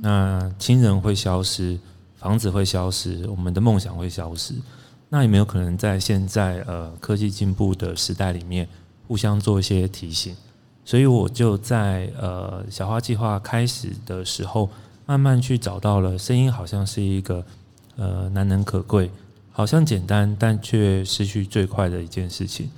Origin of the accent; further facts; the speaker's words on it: Pingtung County, Taiwan; now in Taipei, Taiwan; 我是屏东出生，嗯。然后就搬上了台北